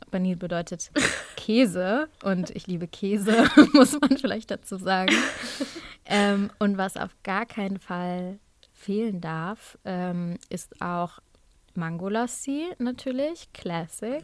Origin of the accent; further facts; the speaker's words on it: Germany; first language German and Urdu; sind wir hier in Deutschland geboren und aufgewachsen